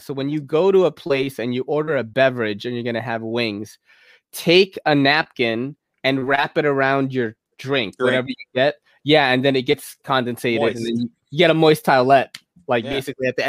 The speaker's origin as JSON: {"language": "English", "town": "New York City", "region": "New York", "country": "United States", "tie": "born or raised there"}